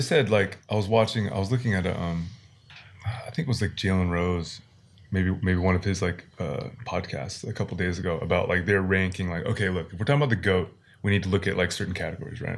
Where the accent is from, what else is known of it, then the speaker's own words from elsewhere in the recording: Washington, United States; now in South Korea; the state where we were born